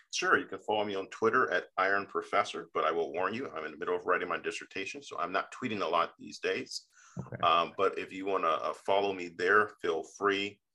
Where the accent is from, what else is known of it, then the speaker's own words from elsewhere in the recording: Fairfax County, Northern Virginia, United States; being a Northern Virginian from Fairfax County, which is General Washington's county